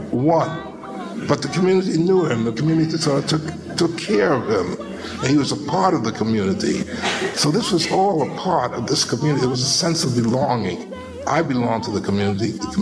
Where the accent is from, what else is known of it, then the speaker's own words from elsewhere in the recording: New York City, New York, United States; also born or lived in Atlantic City, New Jersey / Easton, Pennsylvania; I grew up in the Harlem community, and that was the source of my content.